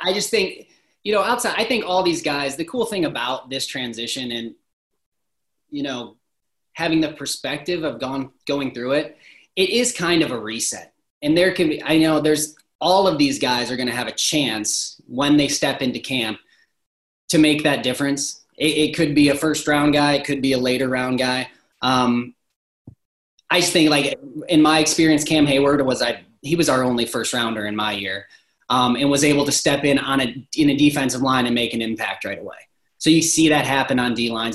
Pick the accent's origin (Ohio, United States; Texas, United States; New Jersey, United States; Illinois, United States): Ohio, United States; Toledo; moved away as an adult; now in Central Ohio, United States; Toledo, it's my hometown